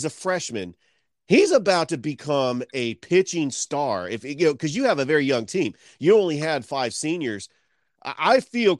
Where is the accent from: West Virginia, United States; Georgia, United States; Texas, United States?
Georgia, United States; Columbus; I'm from Columbus.